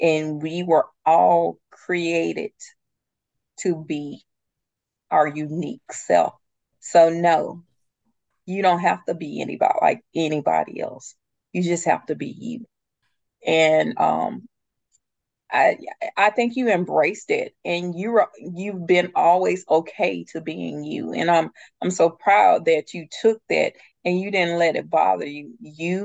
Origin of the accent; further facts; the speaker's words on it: the South, United States; moved away as an adult; also born or lived in Atlanta; we had moved back down to the small town that I'm originally from